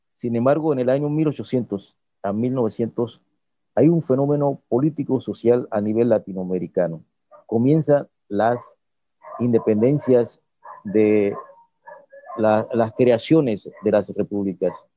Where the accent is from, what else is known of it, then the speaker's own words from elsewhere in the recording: Playón, Guna Yala, Panama; como yo soy de Playón